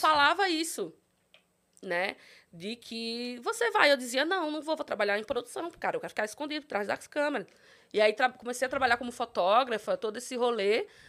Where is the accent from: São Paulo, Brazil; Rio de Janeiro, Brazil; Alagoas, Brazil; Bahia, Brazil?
Alagoas, Brazil; São Miguel dos Campos; moved away; sou de São Miguel dos Campos, Alagoas, interiorzinho de Alagoas.